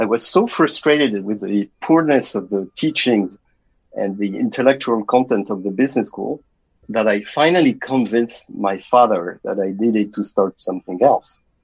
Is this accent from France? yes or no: yes; France; moved away; I was raised with my uh, two younger sisters in a middle class family in France.